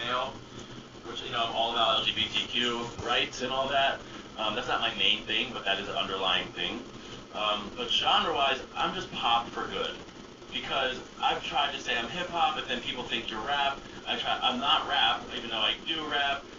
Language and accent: English; Lansdale, Pennsylvania, United States; my hometown of Lansdale